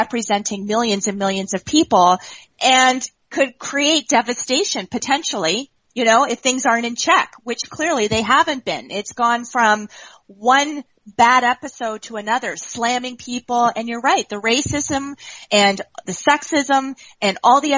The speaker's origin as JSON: {"language": "English", "country": "Canada", "said": "I'm from Canada."}